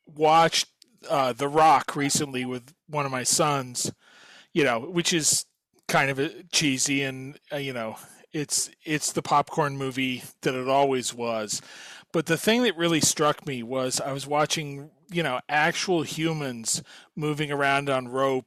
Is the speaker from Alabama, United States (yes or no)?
no; Kansas, United States; I grew up in Kansas